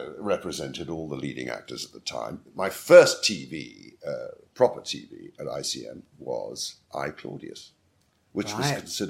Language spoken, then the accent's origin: English; England, United Kingdom; accent: classic RP